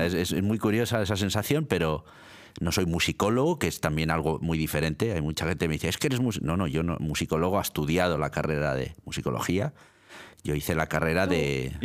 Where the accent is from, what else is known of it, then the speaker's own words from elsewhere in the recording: Milan, Lombardy, Italy; now in Spain; Yo nací en Milán, nací en Italia